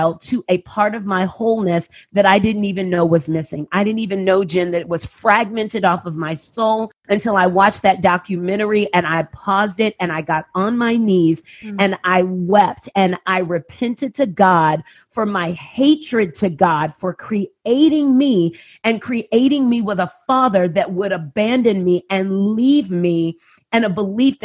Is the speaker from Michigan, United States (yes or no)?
no; San Antonio, Texas, United States; I grew up in San Antonio, Texas. I moved to San Antonio when I was, was moved by my family when I was 6 weeks old